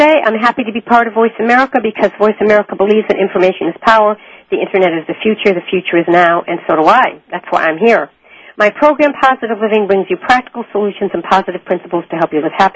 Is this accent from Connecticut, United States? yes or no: yes; Connecticut, United States; moved away; I'm from Connecticut originally.